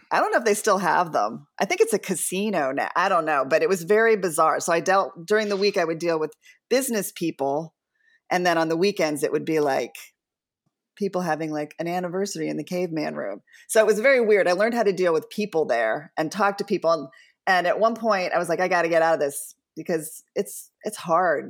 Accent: Devon, Pennsylvania, United States; I grew up outside of Philly in the suburbs, and we were kinda, like, hippies in the conservative bastion of Devon, Pennsylvania

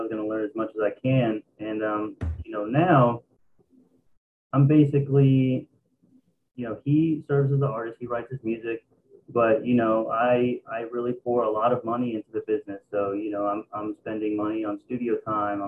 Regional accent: Dallas, Texas, United States; I'm from Dallas, Texas.

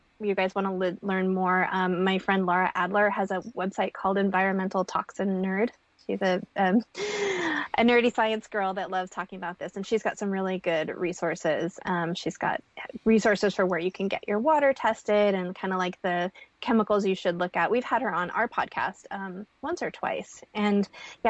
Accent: Montana, United States; I'm a girl from Montana who grew up with cattle ranching families

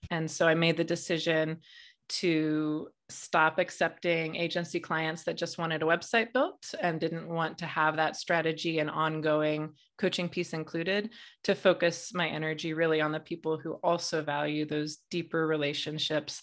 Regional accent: Midwest, United States; I grew up in a very conservative family in the Midwest

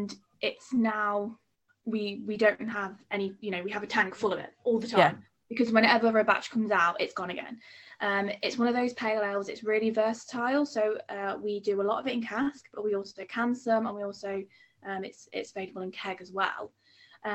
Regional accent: Nottingham, East Midlands, United Kingdom; I'm from Nottingham in the East Midlands

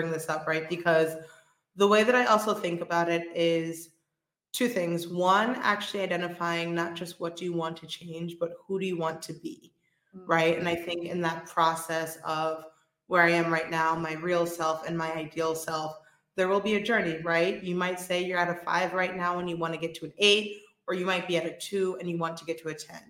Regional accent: New York City, New York, United States; moved away as an adult; now in Spain; I'm originally from Brooklyn, New York

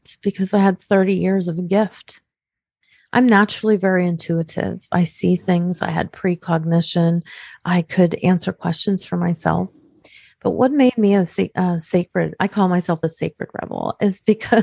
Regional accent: Pittsburgh, Pennsylvania, United States; I come from Pittsburgh, Pennsylvania

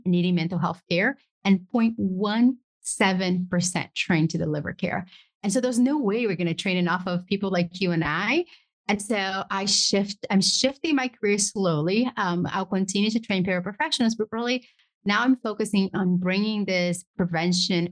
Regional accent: Brazil; now in United States; I grew up poor in Brazil, pursued the American dream, got to the US

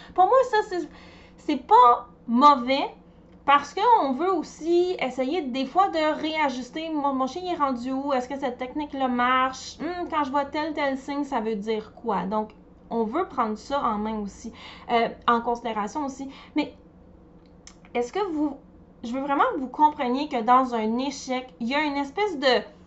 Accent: Montreal, Quebec, Canada; je viens de Montréal

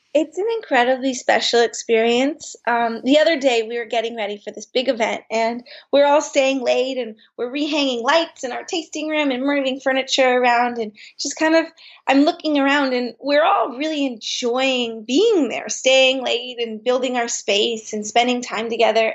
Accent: Bay Area, Marin County, California, United States; we grew up in the Bay Area and in Marin County

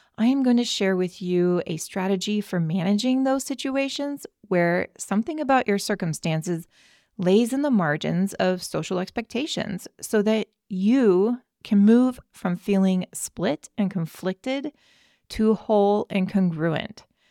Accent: California, United States; as a Californian

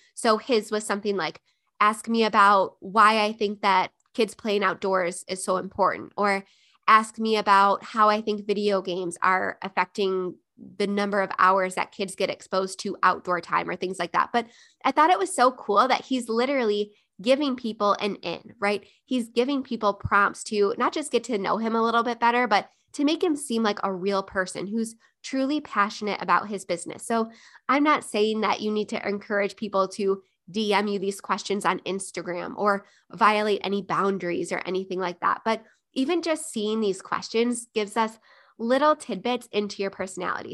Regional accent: Buffalo, New York, United States; moved away; Buffalo, New York, my hometown

